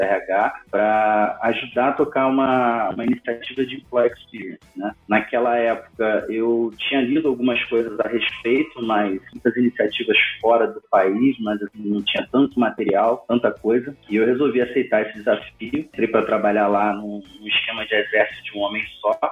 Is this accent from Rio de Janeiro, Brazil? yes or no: yes; Rio de Janeiro, Brazil; moved away as an adult; now in São Paulo, Brazil; Eu sou do Rio de Janeiro, me mudei para São Paulo em 2015